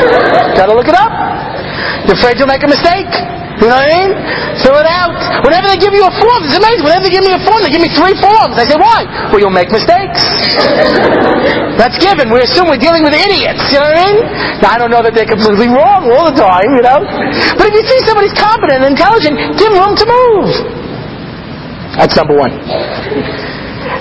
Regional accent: Long Island, New York, United States; now in Israel; I grew up out on Long Island.

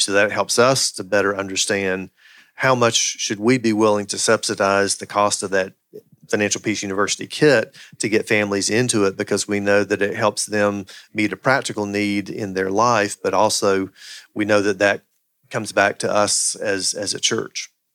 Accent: the Bible Belt, United States; I grew up in the Bible Belt

